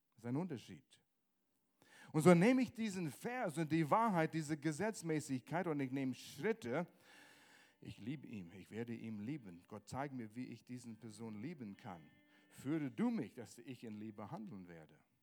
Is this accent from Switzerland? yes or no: no; Canada; German is a second language; moved away; ich komme aus Kanada